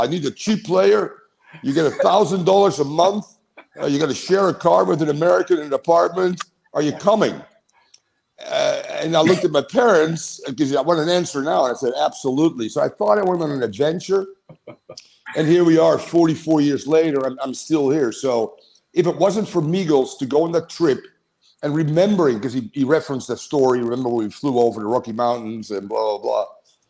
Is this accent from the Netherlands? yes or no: yes; Amsterdam, North Holland, Netherlands; I mean, I'm from Amsterdam, so Ajax is my team.